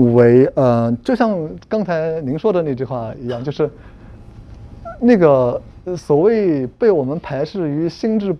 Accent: Germany; 我们今天的德国人仍然有那个希腊的那个词根，因此我们德国人就要遵循古希腊的那个这样传统之类

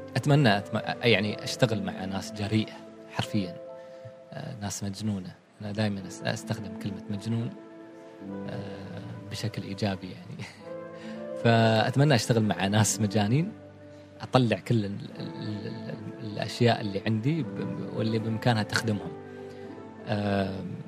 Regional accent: Oman; إحنا كعمانيين

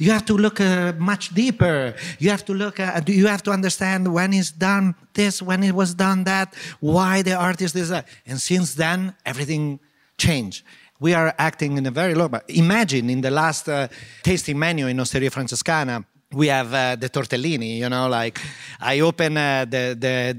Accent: Modena, Emilia-Romagna, Italy; English is a second language; also born or lived in New York; I grew up in Modena.

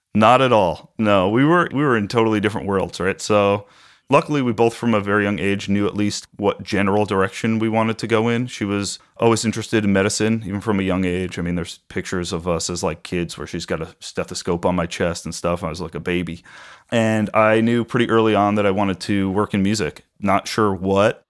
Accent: Huntington, New York, United States; I grew up on Long Island in a town called Huntington

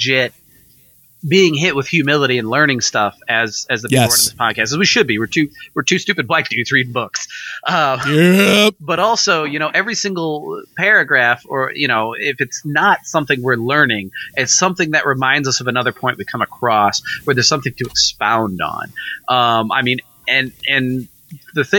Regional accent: Missouri, United States; me and Nathan are from Missouri

